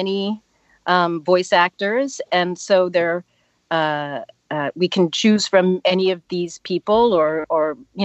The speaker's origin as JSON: {"language": "English", "town": "Pittsburgh", "region": "Pennsylvania", "country": "United States", "tie": "born or raised there", "also_born_or_lived": "Washington, D.C. area", "moved": "as an adult", "said": "I grew up in Pittsburgh, and then I moved to the DC area"}